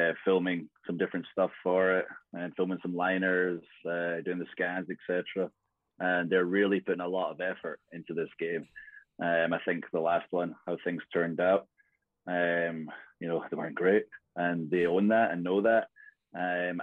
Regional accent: Scotland, United Kingdom; I'm Scottish

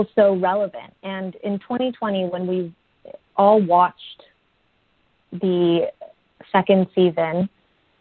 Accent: United States; as a young person growing up in America, when you don't see yourself represented on screen

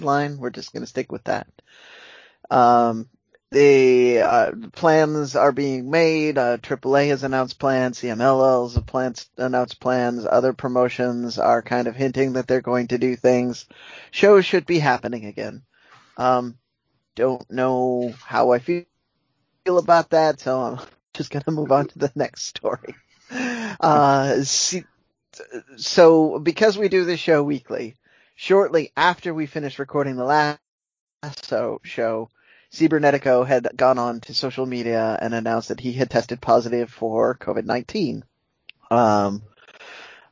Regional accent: United States; I am American

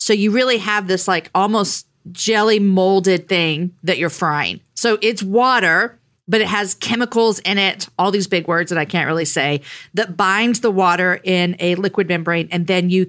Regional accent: Texas, United States; I am a Texan. I've lived here my whole life

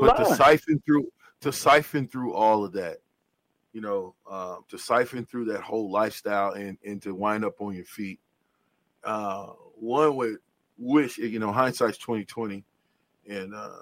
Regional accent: Nebraska, United States; us folk in Nebraska that's from Nebraska

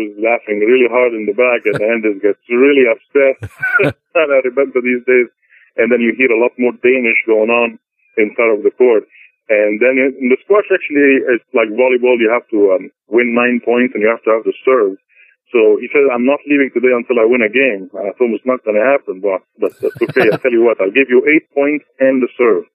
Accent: Egypt; now in United States; my American passport says in it I was born in Egypt

